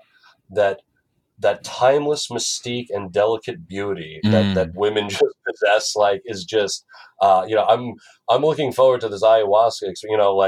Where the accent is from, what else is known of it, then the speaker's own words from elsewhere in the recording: Franklin Square, New York, United States; moved away; also born or lived in Long Beach, New York; Franklin Square. On Long Island, and then I moved to Long Beach